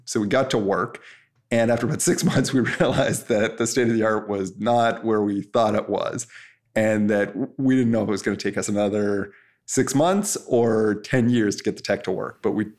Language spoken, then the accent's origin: English; Canada; which is like the Canadian MIT, and I'm Canadian, so kind of made sense.